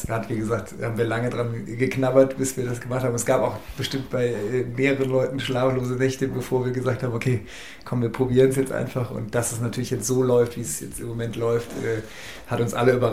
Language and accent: German; Cologne, North Rhine-Westphalia, Germany; man hat ja so als Kölner grundsätzlich eine Sympathie zum FC.